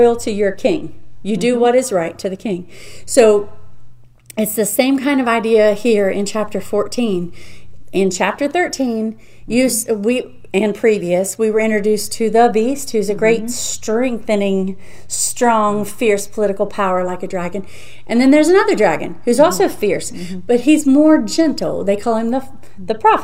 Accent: United States; I'm an American citizen, so proud to be that, so honored to mm-hmm. be born here.

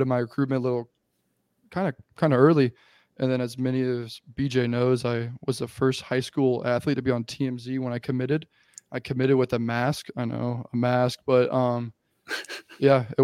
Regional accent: Texas, United States; moved away as an adult; also born or lived in St. Louis, Missouri; now in Boise, United States; I was born in St. Louis, lived there for 10 years, I think, and moved down to Texas when I was 10

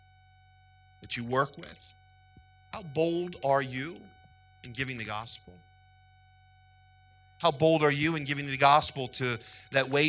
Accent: United States; also born or lived in Ohio; we as American Christians

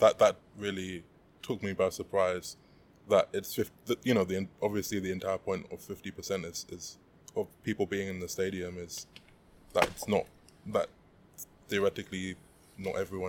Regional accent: London, United Kingdom; I'm from South London, but not South London that is Wimbledon. It's the kind of almost a different world.

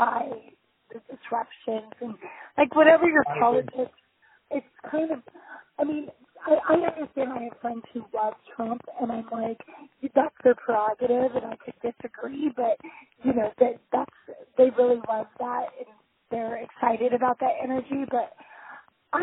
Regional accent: Anaheim, California, United States; now in Los Angeles, United States; I grew up in Anaheim, which is like home of Disneyland.

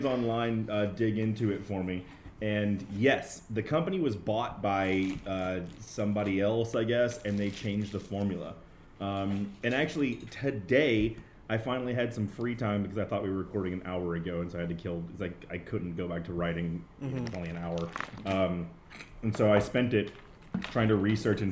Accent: Austin, Texas, United States; here in Austin, I was like, it's my hometown turf

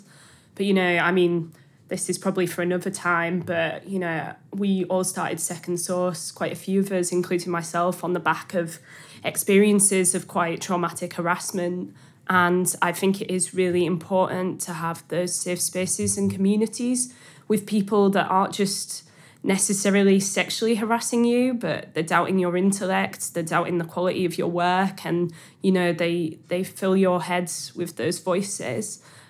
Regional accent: Hull, Yorkshire and the Humber, United Kingdom; accent: Hull; My accent's cleaved off a bit, which I'm really frustrated about. It's now this broad mess rather than, like, a specifically Hull accent.

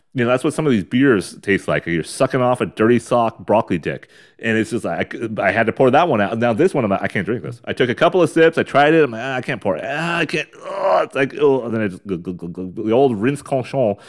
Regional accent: United States; we're American fucking douchebags

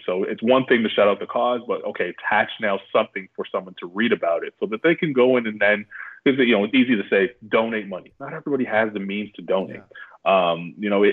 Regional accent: Canada; moved away as an adult; I'm proud Canadian

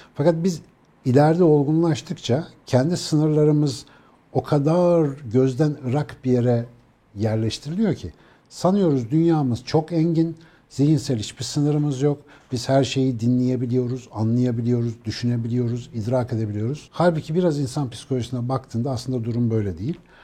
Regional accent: Ankara, Turkey; bir Ankaralıyız ya suyla ilişkimiz malum yani.

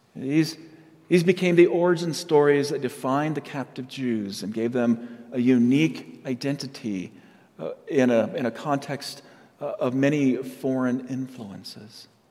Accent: Yucaipa, California, United States; also born or lived in San Diego, California; now in Colorado, United States; I was raised in a little town called Yucaipa, California

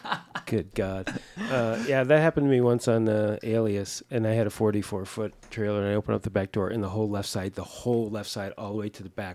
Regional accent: East Coast, United States; moved away; when I grew up in the East Coast

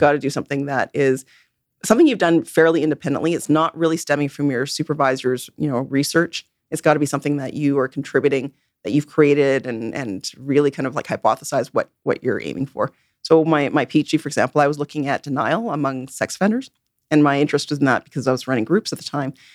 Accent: Vancouver, British Columbia, Canada; I'm born and raised in Vancouver

